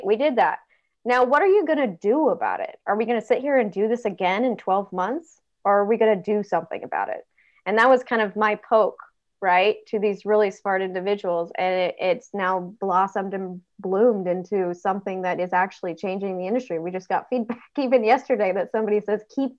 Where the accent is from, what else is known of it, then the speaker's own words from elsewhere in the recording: Northern California, United States; moved away as an adult; also born or lived in East Coast; I come from Northern California, where Silicon Valley was down the road, and it was in California, where I grew up in Northern California